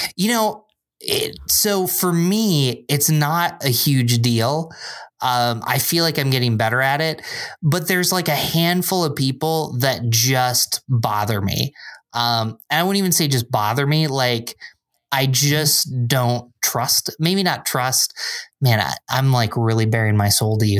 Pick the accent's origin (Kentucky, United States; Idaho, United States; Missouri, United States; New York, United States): New York, United States; Binghamton; moved away as an adult; also born or lived in Endicott, New York / Philadelphia, Pennsylvania; now in Rochester, United States; I grew up in Binghamton, which is about three hours south.